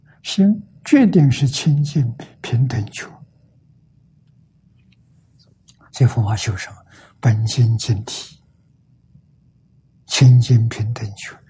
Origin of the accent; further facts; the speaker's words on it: China; 身为中国人，